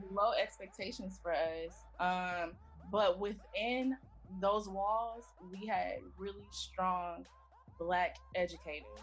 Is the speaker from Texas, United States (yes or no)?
yes; Houston, Texas, United States; also born or lived in Minneapolis / Los Angeles; So I was born in Minneapolis. Um, I started grade mm-hmm. school out in LA, uh, Los Angeles. Um, we moved back and forth between the states before moving to Houston when I was 10. So from 10 on into adulthood and me uh, finishing undergrad, I was in Texas.